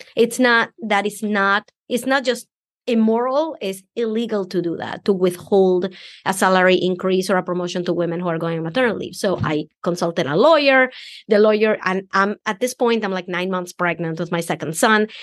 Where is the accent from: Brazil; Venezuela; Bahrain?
Venezuela; English is a second language; moved away as an adult; now in United States; because I'm an immigrant. I came from Venezuela